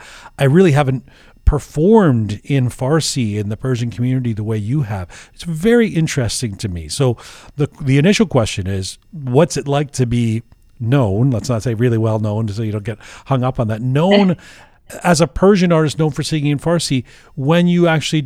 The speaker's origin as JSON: {"language": "English", "country": "United States", "tie": "born or raised there", "said": "you were not only born in the States, like me"}